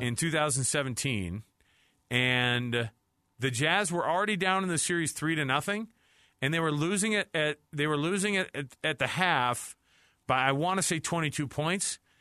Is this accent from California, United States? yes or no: no; Utah, United States; we're from Utah